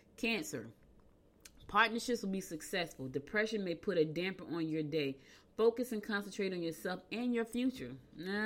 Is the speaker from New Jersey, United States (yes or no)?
yes; New Jersey, United States; also born or lived in Albany, New York; I was born in Albany. I was raised in Jersey, so I'm in between two states